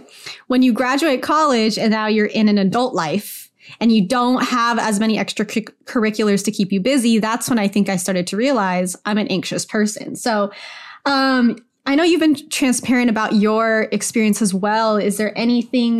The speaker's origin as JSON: {"language": "English", "region": "Idaho", "country": "United States", "tie": "born or raised there", "also_born_or_lived": "Oregon", "moved": "as an adult", "lives_now": "Bay Area, United States", "said": "I grew up in Idaho"}